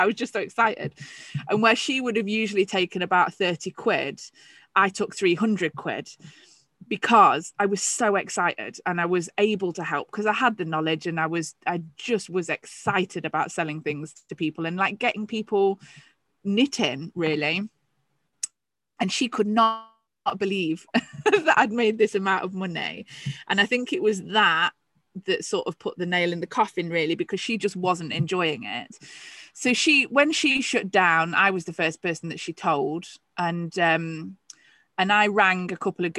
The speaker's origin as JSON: {"language": "English", "region": "England", "country": "United Kingdom", "said": "I was the only English shopkeeper on there."}